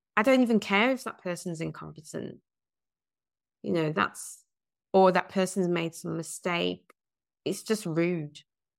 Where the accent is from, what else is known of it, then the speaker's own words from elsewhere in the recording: England, United Kingdom; Yes, I personally have people struggling to understand my accent.